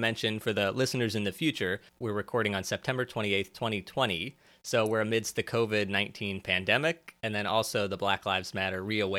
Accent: St. Charles, Missouri, United States; now in New York, United States; I'm from St. Charles

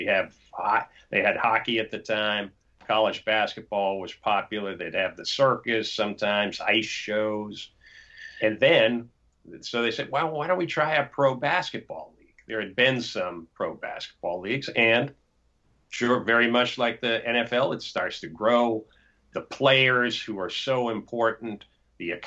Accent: Boston, Massachusetts, United States; moved away; I grew up in Boston

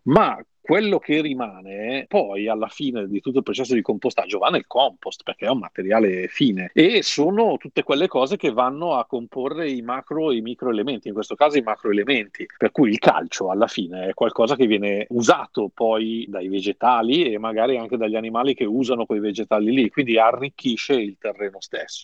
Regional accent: Milan, Lombardy, Italy; io sono di Milano

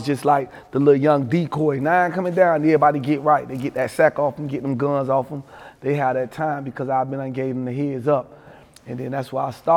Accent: Miami, Florida, United States; growing up in Overtown, man, I grew up in the 4 Cent

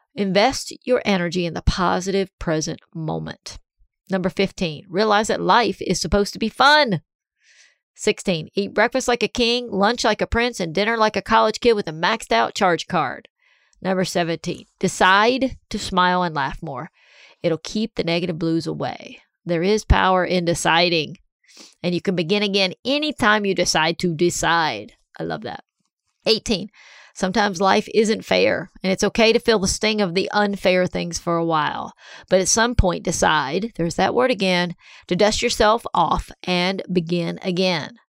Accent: Columbia, South Carolina, United States; moved away; also born or lived in Big Canoe, Georgia; Columbia, South Carolina, my hometown.

